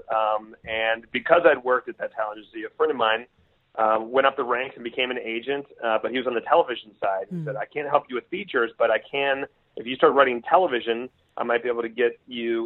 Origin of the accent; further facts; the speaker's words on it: Gaithersburg, Maryland, United States; also born or lived in Australia; I grew up on the East Coast, a little town outside of Washington, D.C. in Maryland called Gaithersburg.